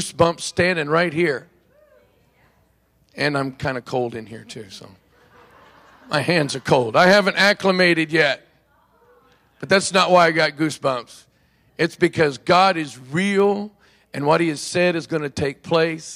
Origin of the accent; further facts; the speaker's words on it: Oklahoma, United States; I'm from Oklahoma, actually. It's where I was born and grew up.